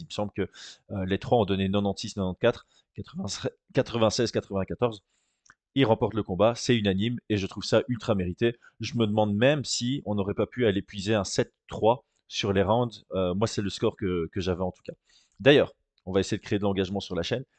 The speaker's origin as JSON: {"language": "French", "country": "Belgium", "said": "en tant que Belge."}